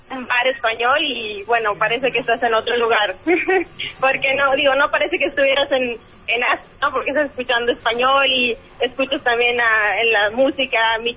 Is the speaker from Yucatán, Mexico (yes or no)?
yes; Mérida, Yucatán, Mexico; Yo soy de Mérida, Yucatán.